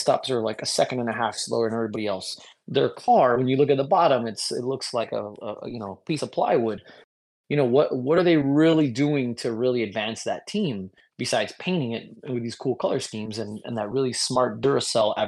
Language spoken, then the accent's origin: English; United States; as an American